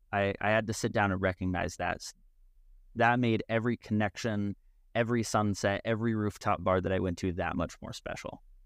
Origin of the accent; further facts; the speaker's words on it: West Virginia, United States; I grew up in West Virginia